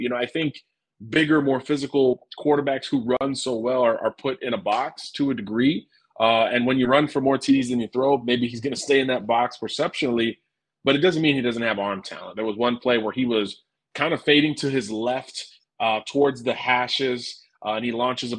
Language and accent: English; Florida, United States; I'm a Floridian, so I'm going to go to my home state and look at, well, Indiana always recruits my home state plenty